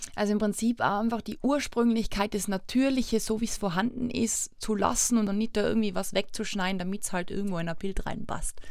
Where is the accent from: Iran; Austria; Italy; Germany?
Austria; bei uns in Österreich